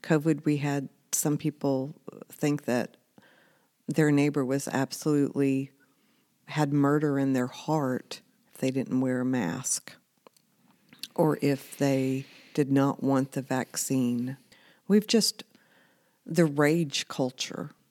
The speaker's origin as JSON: {"language": "English", "country": "United States", "said": "as an American citizen"}